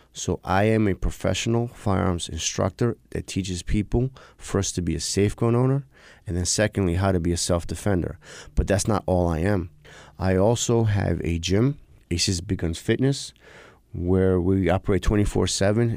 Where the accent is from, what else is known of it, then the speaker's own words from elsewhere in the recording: New York City, New York, United States; I grew up in New York City.